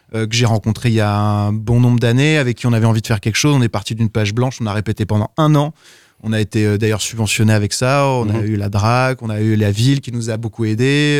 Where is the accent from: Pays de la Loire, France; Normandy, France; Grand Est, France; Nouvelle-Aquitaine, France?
Pays de la Loire, France; south of Sarthe; also born or lived in Évreux / Brussels; Je suis né à Évreux. J'ai grandi dans le sud de Sarthe parce qu'on a déménagé avec mes parents